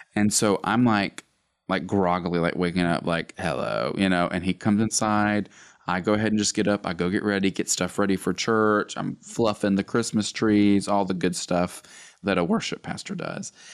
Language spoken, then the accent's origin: English; Gadsden, Alabama, United States; I was born and raised in Gadsden, Alabama, good old Northeast Alabama.